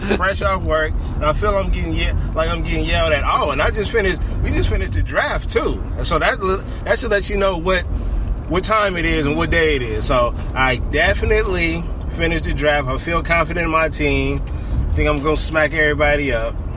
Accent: Inglewood, California, United States; I was born in Inglewood.

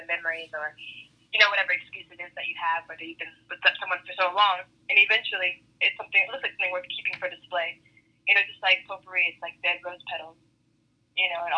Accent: Portland, Oregon, United States; moved away as an adult; now in Los Angeles, United States; I'm from Portland, Oregon.

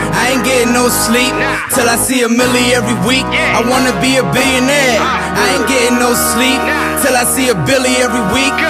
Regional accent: Las Vegas, Nevada, United States; I'm from Las Vegas, Nevada.

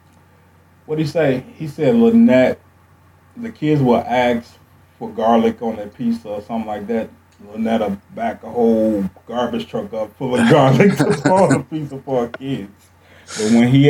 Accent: Chicago, Illinois, United States; moved away as an adult; now in Milwaukee, United States; my experience growing up on the South Side

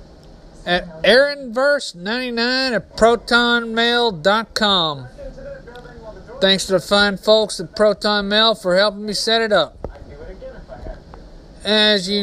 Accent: Texas, United States; Texas, my home state

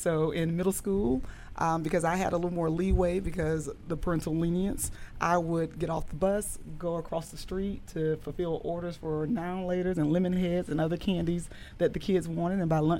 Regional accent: Ocala, Florida, United States; I'm originally from Ocala, Florida.

